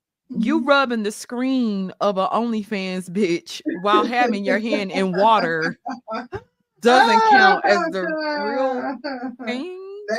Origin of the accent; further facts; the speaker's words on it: Mississippi, United States; My black ass is, y'all, I've been saying I need glasses for months and I'm from Mississippi. You know, I got a Mississippi public school education.